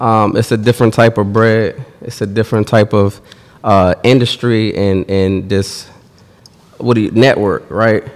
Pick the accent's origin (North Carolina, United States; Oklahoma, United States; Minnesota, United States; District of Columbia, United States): District of Columbia, United States; Washington; I'm from Washington, D C